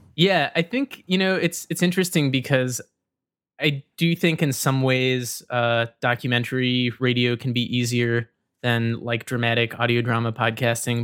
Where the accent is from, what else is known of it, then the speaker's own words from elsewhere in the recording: Rome, Georgia, United States; moved away as an adult; I was born in Rome, Georgia, and I grew up in Georgia until I was about eighteen